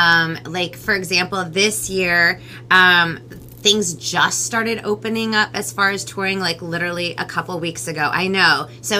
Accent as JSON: {"language": "English", "country": "United States", "first_language": "Spanish", "second_language": "English", "said": "I'm Peruvian American. Spanish actually was my very first language. Yeah, like, so I'm first generation, so my mom's Peruvian and my dad's Romanian"}